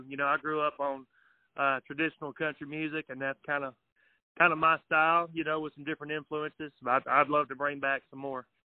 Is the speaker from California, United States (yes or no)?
no; Marshall County, Tennessee, United States; me growing up in Marshall County here.